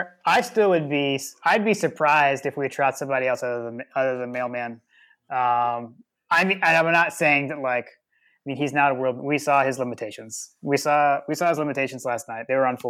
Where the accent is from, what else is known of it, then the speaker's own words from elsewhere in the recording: Atlanta, Georgia, United States; I grew up in Atlanta.